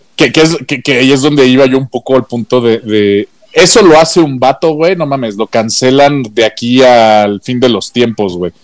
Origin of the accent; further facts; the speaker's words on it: Mexico; como Mexa